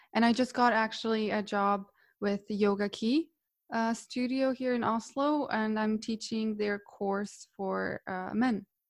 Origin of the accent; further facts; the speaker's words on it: Split, Split-Dalmatia County, Croatia; moved away as an adult; now in Norway; I'm from Croatia, from Split originally, and I moved to Norway to study